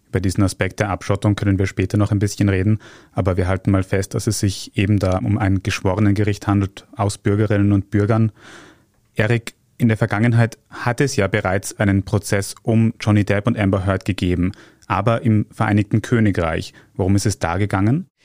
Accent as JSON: {"language": "German", "country": "Austria", "said": "bei uns in Österreich"}